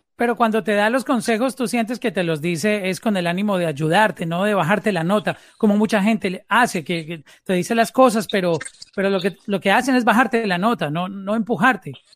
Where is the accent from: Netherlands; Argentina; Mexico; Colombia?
Colombia; now in Miami, United States; Yo me encuentro ahora en, en Miami, pero soy colombiano